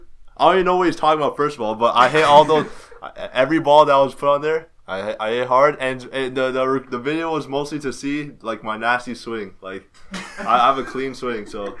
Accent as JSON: {"language": "English", "town": "Toronto", "region": "Ontario", "country": "Canada", "moved": "yes", "said": "Well, the mans are Chinese, but as Michael said, I hail in Toronto, Canada, best city in the world. Yeah, my parents are from China, so, and then they moved to Toronto when they were like, when they were like 30 or something like that."}